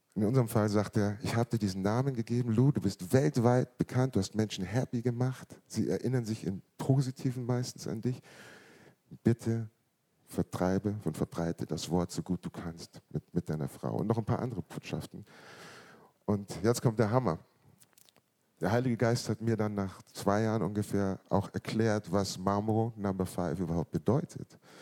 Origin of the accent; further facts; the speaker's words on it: Munich, Bavaria, Germany; Ich bin in München geboren worden, neunzehnhundertfünfundsiebzig